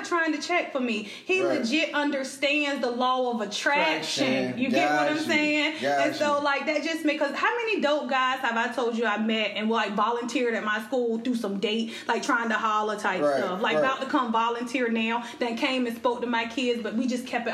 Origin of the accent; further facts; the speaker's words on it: Elizabeth City, North Carolina, United States; he saw that I was from Elizabeth City